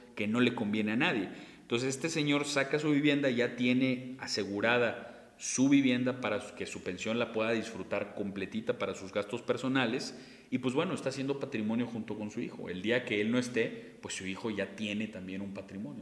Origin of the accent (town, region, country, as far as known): Mexico